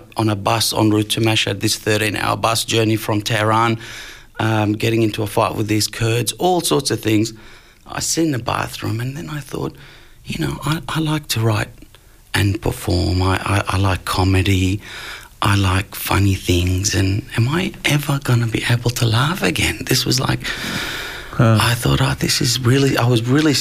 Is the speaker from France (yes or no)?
no; Brunswick, Victoria, Australia; growing up in Brunswick